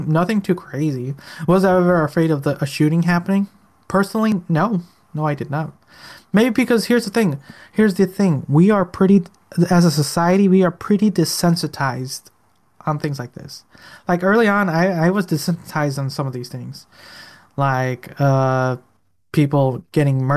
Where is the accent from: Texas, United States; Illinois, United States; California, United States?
Illinois, United States; Chicago; I grew up in Chicago, literally in the roughest parts of the ghetto